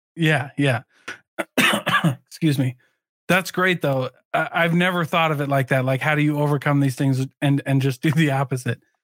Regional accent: Midwest, United States; I grew up in the Midwest too

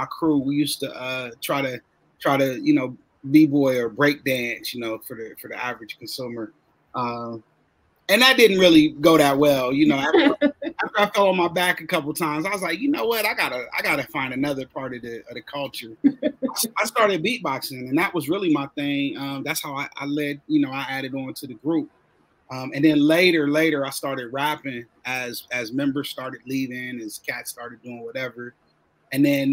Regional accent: Columbus, Ohio, United States; I'm from Columbus. I still live in Columbus

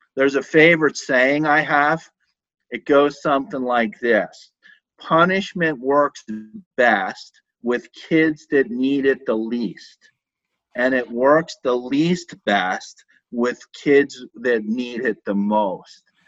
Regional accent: Philadelphia, Pennsylvania, United States; moved away; I grew up in Philadelphia

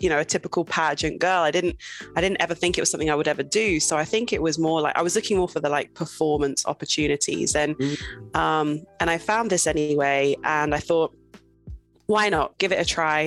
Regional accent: Suffolk, East of England, United Kingdom; moved away as an adult; also born or lived in Cayman Islands / Leicestershire; I grew up in Suffolk, and Suffolk is a predominantly white area

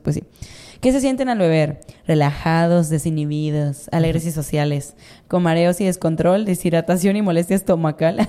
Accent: Mazatlán, Sinaloa, Mexico; Yo soy de Mazatlán

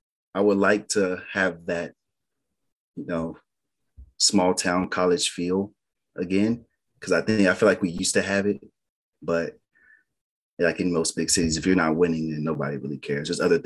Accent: Dallas, Texas, United States; also born or lived in Austin, Texas; I was born in Austin, so I kind of I didn't live there. I've lived in Dallas most of my life, but I was born there

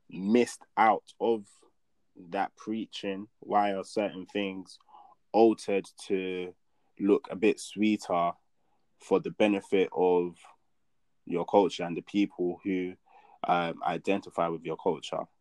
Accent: Nigeria; I can only speak on the Nigerian church because I'm Nigerian and that's what I've experienced

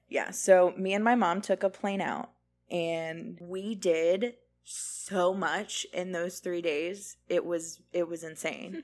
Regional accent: Florida, United States; We're born and raised in Florida

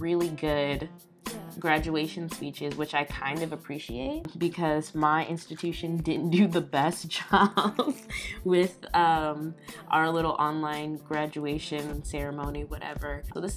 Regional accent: Aurora, Illinois, United States; also born or lived in Iowa; I'm still, like I said, in my hometown. I'm in Aurora, Illinois

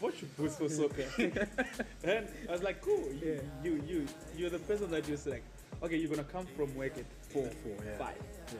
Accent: Zimbabwe; I grew up in Bali. This is where I grew up, and this is my parents' place.

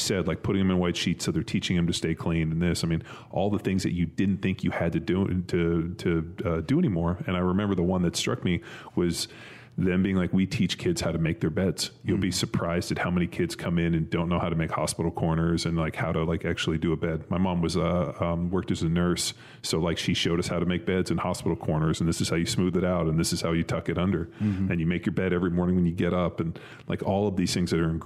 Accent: Southern California, United States; I grew up in Southern California. There was no snow

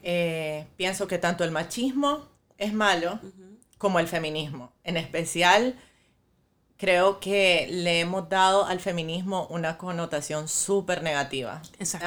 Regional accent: Nicaragua; moved away as an adult; now in Miami, United States; yo soy nicaragüense y vivo aquí desde hace cinco años.

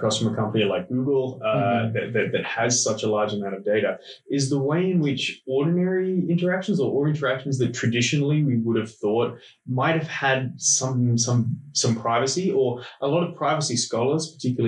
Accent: Australia; accent: Australian; moved away as an adult; also born or lived in Canberra / Sydney; now in Madison, United States; I'm Australian. Born and raised in Australia

